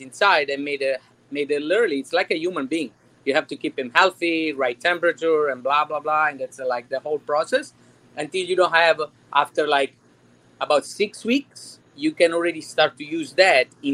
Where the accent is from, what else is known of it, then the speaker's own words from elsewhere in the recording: Naples, Campania, Italy; moved away as an adult; now in Cooper City, United States; I'm from Napoli